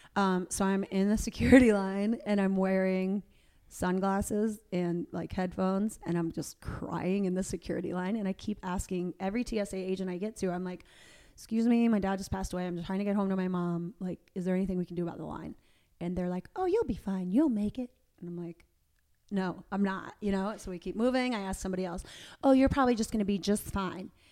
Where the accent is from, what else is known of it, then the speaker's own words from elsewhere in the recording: Tampa, Florida, United States; now in Atlanta, United States; I live in Atlanta, and, um, my parents live in the home where I grew up outside of Tampa